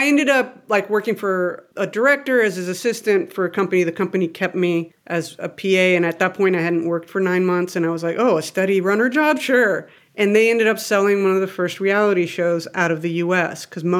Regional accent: Mexico; Because I grew up in Mexico.

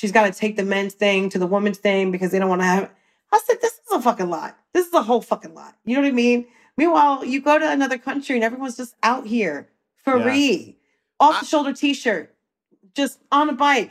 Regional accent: New Jersey, United States; I used to work in all the malls in Jersey because I'm from Jersey

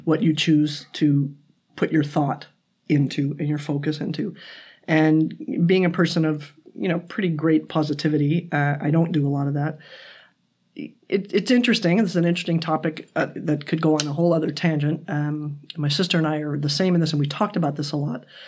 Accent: United States; now in Toronto, Canada; I'm American

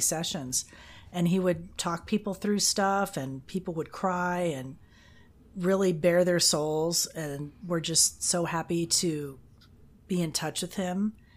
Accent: Fort Lauderdale, Florida, United States; also born or lived in Austin, Texas / Jacksonville, Florida; Miami, Fort Lauderdale, my hometown

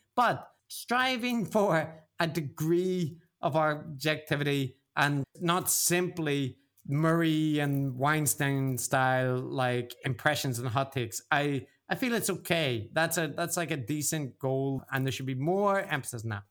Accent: Belfast, Northern Ireland, United Kingdom; now in Japan; I grew up in Belfast

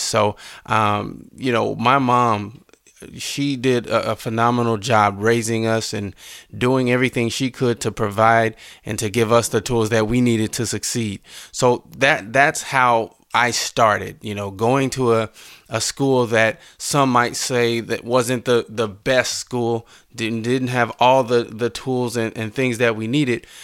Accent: Mounds, Illinois, United States; I grew up in Mounds, Illinois.

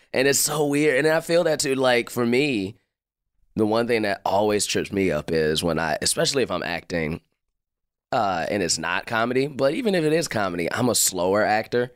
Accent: Chicago, Illinois, United States; I'm from Chicago too

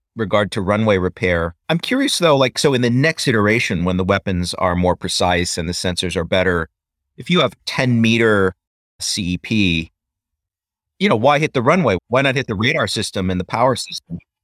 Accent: United States; as an American

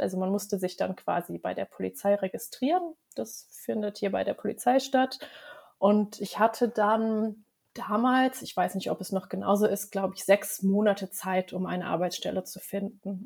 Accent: Germany; now in Norway; mir als Deutsche

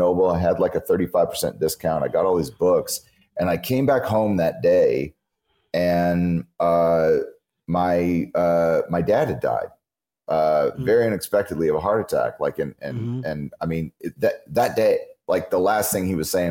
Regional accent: California, United States; also born or lived in Memphis, Tennessee; I grew up in California for a lot of my life

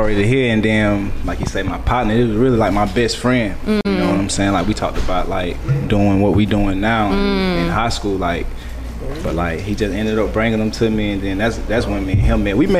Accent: Perry, Georgia, United States; moved away as an adult; now in Atlanta, United States; I'm from Perry, Georgia.

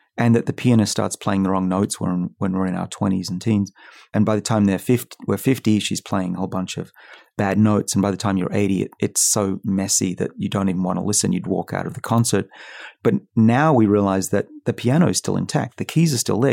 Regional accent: Australia; now in United States; I'm from Australia

